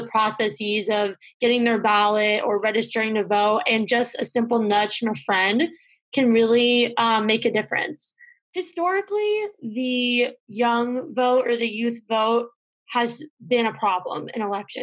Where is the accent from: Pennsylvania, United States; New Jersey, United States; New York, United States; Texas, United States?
New Jersey, United States; moved away as an adult; now in North Carolina, United States; I'm from New Jersey and I'm registered to vote in New Jersey, but I'm living in North Carolina now